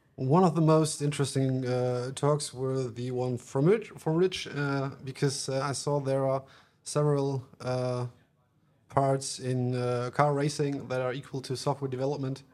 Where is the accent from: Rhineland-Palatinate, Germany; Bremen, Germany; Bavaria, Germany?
Bremen, Germany; English is a second language; I'm from Germany, from Bremen.